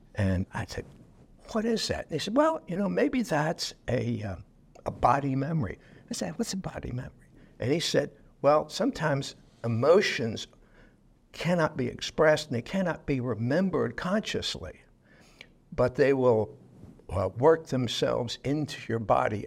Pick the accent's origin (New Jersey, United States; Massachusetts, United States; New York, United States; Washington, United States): New York, United States; New York City; I was born in New York City